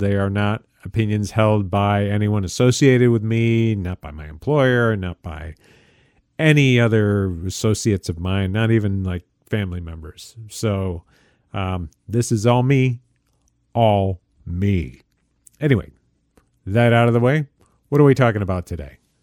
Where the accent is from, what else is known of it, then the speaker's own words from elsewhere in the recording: upstate New York, United States; I am a New Yorker, but I am not a downstate New Yorker.